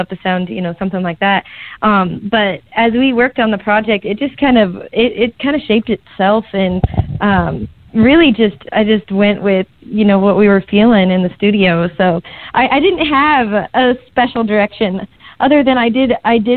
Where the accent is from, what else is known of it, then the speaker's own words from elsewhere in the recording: Nebraska, United States; moved away as an adult; now in Kansas City, United States; I actually just moved to Kansas City, Missouri, but I grew up in Nebraska, and that's definitely my home.